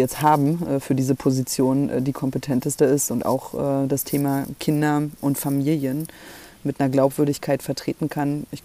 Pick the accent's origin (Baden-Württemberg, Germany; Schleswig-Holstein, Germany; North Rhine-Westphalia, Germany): Schleswig-Holstein, Germany; uns als Schleswig-Holsteiner, Schleswig-Holsteinerinnen ordentlich zu organisieren und für unser Bundesland auch über die Parteigrenzen hinaus zu sprechen.